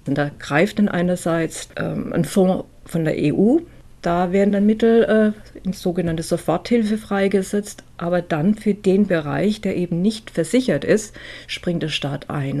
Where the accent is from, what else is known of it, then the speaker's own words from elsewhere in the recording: Germany; bei uns in Deutschland